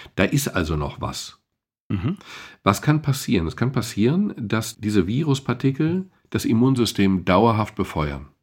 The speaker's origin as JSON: {"language": "German", "country": "Germany", "said": "wir als Deutsche"}